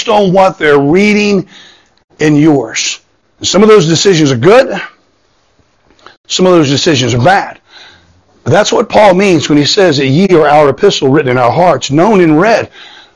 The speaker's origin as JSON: {"language": "English", "region": "Southwest Florida", "country": "United States", "tie": "born or raised there", "moved": "yes", "said": "I grew up in Southwest Florida"}